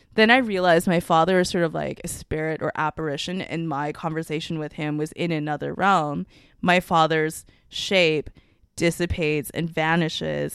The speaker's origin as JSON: {"language": "English", "country": "Canada", "tie": "born or raised there", "first_language": "Mandarin", "said": "I'm Canadian"}